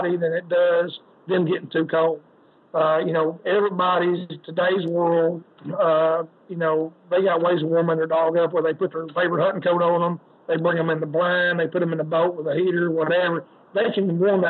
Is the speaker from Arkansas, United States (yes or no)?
yes; Arkansas, United States; I'm from Arkansas